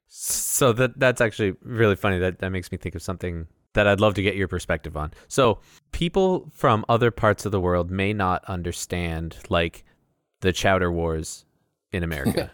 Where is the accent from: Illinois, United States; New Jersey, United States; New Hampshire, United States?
New Hampshire, United States; Rindge; also born or lived in Rhode Island; I grew up landlocked in New Hampshire, in, uh, Ringe, New Hampshire